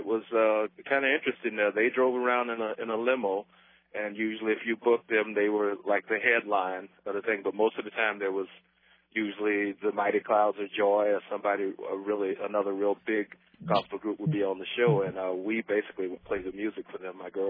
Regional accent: Jacksonville, Florida, United States; moved away; I'm from Jacksonville, Florida, originally.

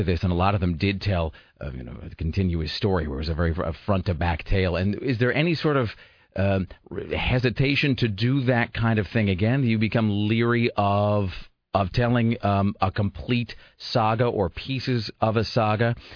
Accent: Washington, United States; Growing up in Washington

